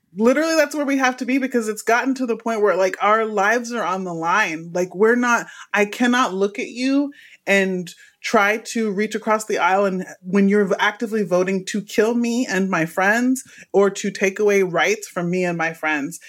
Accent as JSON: {"language": "English", "town": "Houston", "region": "Texas", "country": "United States", "moved": "yes", "lives_now": "Los Angeles, United States", "said": "I'm from Texas, by the way, Houston, Texas"}